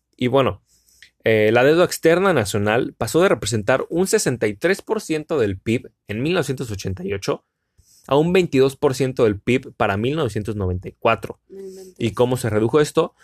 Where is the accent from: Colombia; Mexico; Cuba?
Mexico; Cancún, Quintana Roo; soy de Cancún, Cancún, México